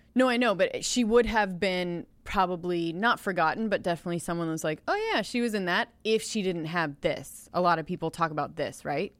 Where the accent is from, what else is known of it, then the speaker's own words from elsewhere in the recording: Los Angeles area, California, United States; I'm from California